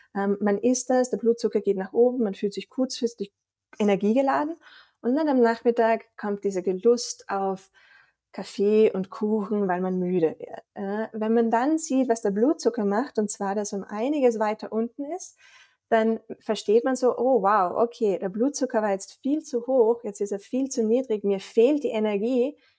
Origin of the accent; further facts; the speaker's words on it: Austria; accent: Austrian; also born or lived in Vienna / Boston; unschwer, glaube ich, auch an meinem Dialekt zu erkennen, komme ich aus Österreich